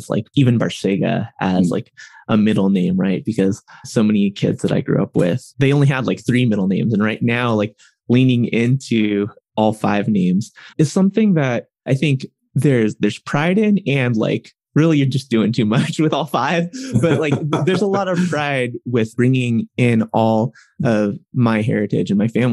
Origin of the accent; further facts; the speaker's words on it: Riverside, California, United States; they both ended up in college in Riverside, California, which is in Southern California.